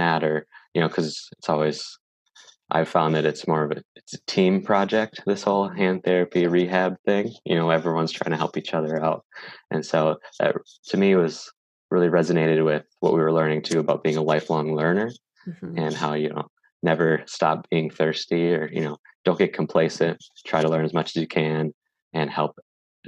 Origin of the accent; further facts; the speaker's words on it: Green Bay, Wisconsin, United States; moved away; we were both born in Green Bay and lived around the same area